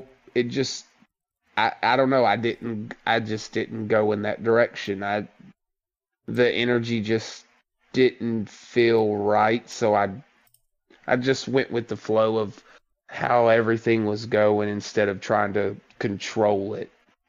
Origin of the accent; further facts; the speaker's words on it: the South, United States; I grew up in the South. I've made this abundantly clear to the group. I've spent my entire life to not have a big Southern drawl.